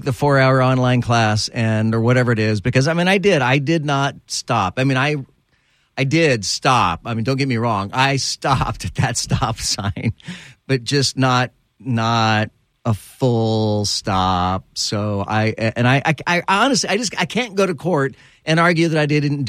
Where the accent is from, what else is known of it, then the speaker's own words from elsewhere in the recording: California, United States; moved away; I was born in California.